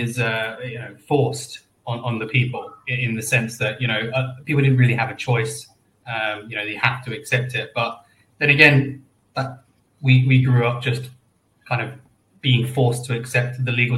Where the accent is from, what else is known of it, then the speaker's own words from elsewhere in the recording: London, United Kingdom; moved away as an adult; also born or lived in Australia / New Zealand / Indonesia; now in Stockholm, Sweden; Born and raised in London